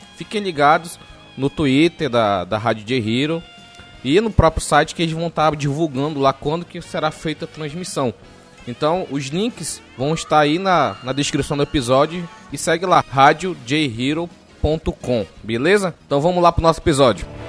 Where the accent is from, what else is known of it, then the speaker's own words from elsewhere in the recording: Amazonas, Brazil; eu sou do Amazonas